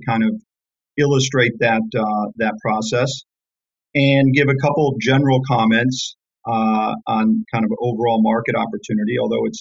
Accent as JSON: {"language": "English", "town": "Detroit", "region": "Michigan", "country": "United States", "tie": "born or raised there", "said": "I grew up in Detroit in a working class block."}